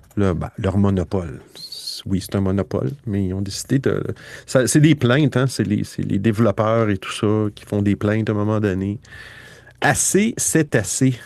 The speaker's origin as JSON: {"language": "French", "region": "Quebec", "country": "Canada"}